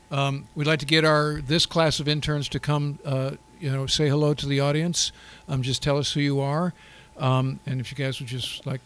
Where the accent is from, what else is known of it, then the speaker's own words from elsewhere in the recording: Fort Lauderdale, Florida, United States; I'm a midshipman second class. I'm from Fort Lauderdale, Florida